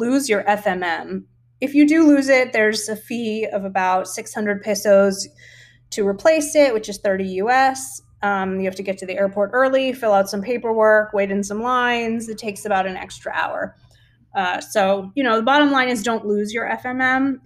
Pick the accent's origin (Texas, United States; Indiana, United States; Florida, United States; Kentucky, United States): Florida, United States; South; moved away as an adult; now in Yucatan Peninsula, Mexico; I've pretty much been living in the tropics my whole life. I'm from South Florida and now I live in the Yucatan Peninsula.